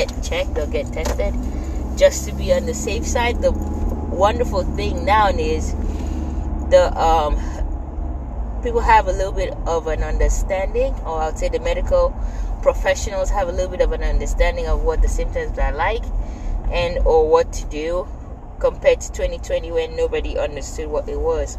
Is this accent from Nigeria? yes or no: yes; Nigeria; moved away; I grew up in Nigeria